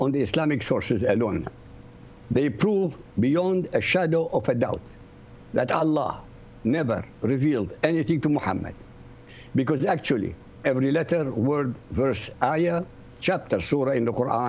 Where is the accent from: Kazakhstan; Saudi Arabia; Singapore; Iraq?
Iraq; first language Arabic; English is a second language; now in Europe; I come from Iraq, my language, my mother tongue is Arabic.